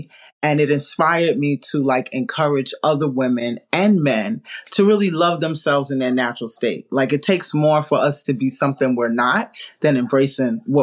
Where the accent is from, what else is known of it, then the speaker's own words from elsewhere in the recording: New York, United States; now in South Florida, United States; I grew up in New York